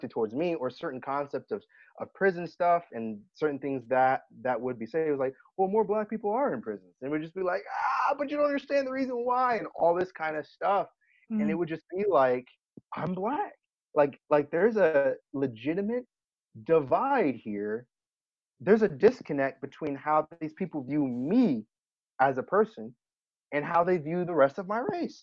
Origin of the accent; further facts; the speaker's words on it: Virginia Beach, Virginia, United States; I grew up in Virginia Beach, which is a mixed match